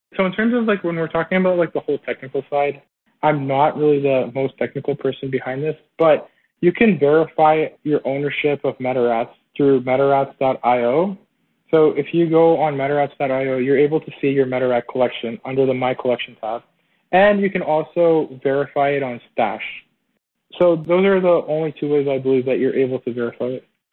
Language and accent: English; Toronto, Ontario, Canada; I'm originally from Toronto